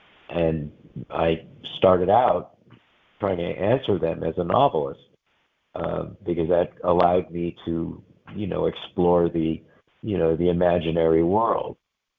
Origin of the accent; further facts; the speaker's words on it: New York City, New York, United States; I'm an only child of Holocaust survivors. I was born in New York City.